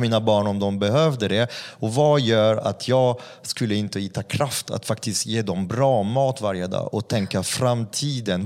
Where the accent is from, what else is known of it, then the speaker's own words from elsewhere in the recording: France; Swedish is a second language; now in Sweden; jag är inte svensk så det vore ju, det vore ju otacksam, otacksam fransk jävel som kommer till Sverige